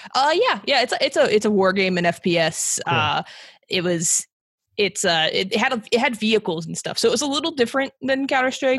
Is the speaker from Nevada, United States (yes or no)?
yes; Las Vegas, Nevada, United States; I'm I'm from Vegas. Uh, I have lived other places, but I've been here since like kindergarten